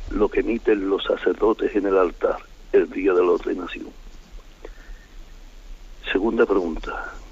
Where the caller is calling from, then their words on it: Seville, Andalusia, Spain; Buenos días, señor. Eh … de Sevilla.